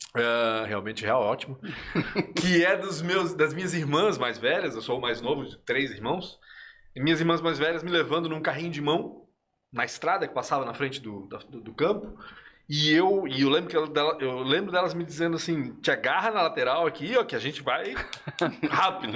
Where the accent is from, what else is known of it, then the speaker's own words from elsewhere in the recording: Blumenau, Santa Catarina, Brazil; also born or lived in Nacimiento, Chile / Belo Horizonte, Brazil / Rio de Janeiro, Brazil; a mudança que eu senti foi quando a gente saiu de Belo Horizonte e veio para Blumenau